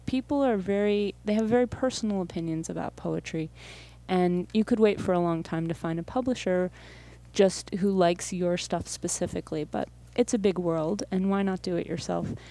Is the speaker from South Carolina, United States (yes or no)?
no; Buffalo, New York, United States; also born or lived in Massachusetts / Seattle / San Francisco; I grew up in Buffalo, in Riverside, and then North Buffalo